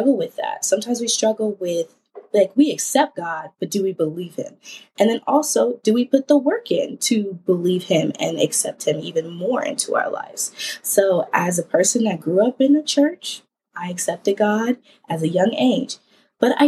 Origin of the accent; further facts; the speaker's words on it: Ohio, United States; I am from the Ohio. Yes, Ohio, if you know me. And I am a 24-year-old journalist here in the Columbus area.